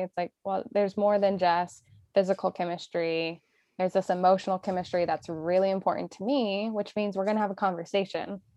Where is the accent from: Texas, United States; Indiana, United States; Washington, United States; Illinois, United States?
Indiana, United States; moved away as an adult; We grew up in Indiana, right? We did not grow up in city life.